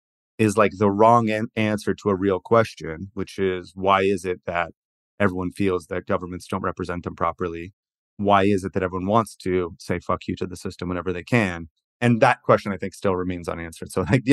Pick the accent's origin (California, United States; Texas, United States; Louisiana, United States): California, United States; And like, I'm from California, like Arnold Schwarzenegger was one of these